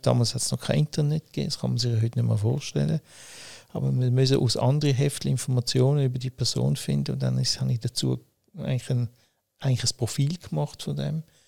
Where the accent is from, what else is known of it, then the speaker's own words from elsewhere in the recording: Winterthur, Zurich, Switzerland; ich bin hm, in Winterthur aufgewachsen und geboren, äh, habe aber mein Leben in Zürich gelebt